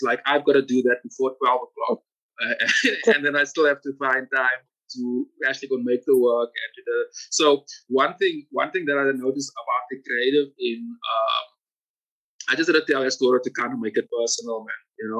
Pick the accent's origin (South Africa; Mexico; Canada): South Africa; I guess as part of being South African and being an artist